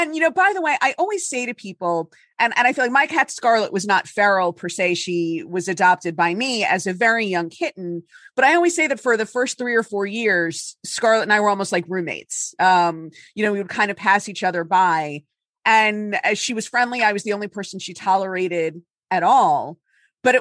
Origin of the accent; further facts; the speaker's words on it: Miami Beach, Florida, United States; now in New Jersey, United States; I'm from Miami Beach originally. So any snow seems like a lot of snow, but I've been up here for 20 years